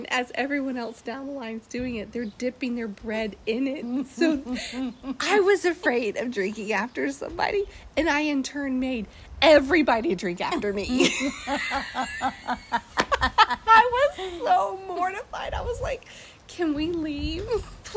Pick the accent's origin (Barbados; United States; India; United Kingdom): United States; North Carolina; North Carolina, America